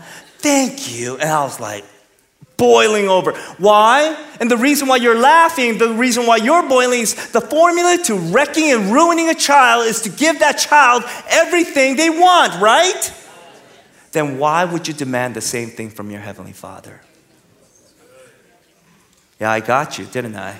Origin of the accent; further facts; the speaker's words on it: California, United States; now in Texas, United States; I'm from California. I'm in Texas.